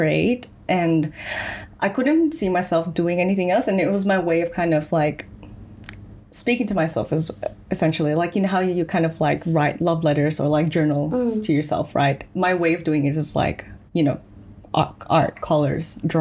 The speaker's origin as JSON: {"language": "English", "country": "Philippines", "tie": "born or raised there", "also_born_or_lived": "Melbourne", "moved": "yes", "lives_now": "Australia", "said": "I was born and raised in the Philippines. Then I moved to Australia in 2009."}